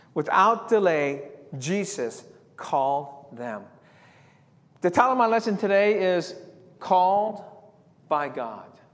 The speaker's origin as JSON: {"language": "English", "town": "San Diego", "region": "California", "country": "United States", "tie": "born or raised there", "said": "growing up in San Diego"}